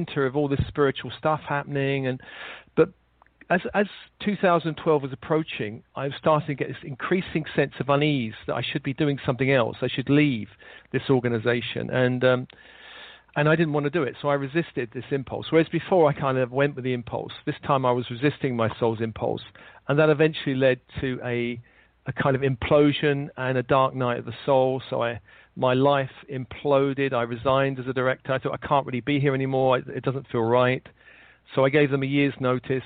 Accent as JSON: {"language": "English", "region": "London", "country": "United Kingdom", "tie": "born or raised there", "said": "I was born in London in the late 50s"}